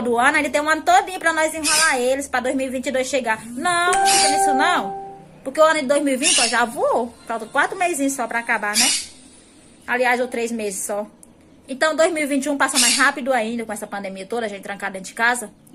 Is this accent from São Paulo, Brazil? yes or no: no; Icó, Ceará, Brazil; Eu sou da cidade de Icó, interior de Fortaleza, Ceará